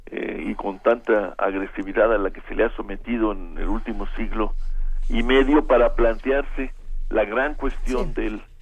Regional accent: Mexico; lo que nos conmueve y nos mueve como mexicanos

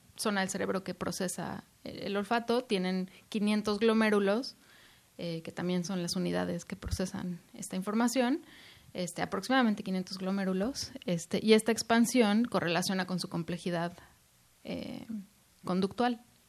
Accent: Mexico; moved away; estoy muy orgullosa de ser mexicana

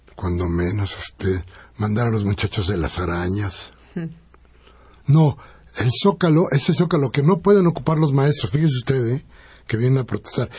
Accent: Mexico; nosotros somos los mexicanos

